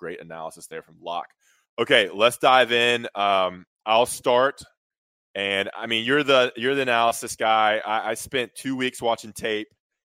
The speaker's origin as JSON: {"language": "English", "town": "Greensboro", "region": "North Carolina", "country": "United States", "said": "I'm from Greensboro, so I'll give him the slight edge over other talented players."}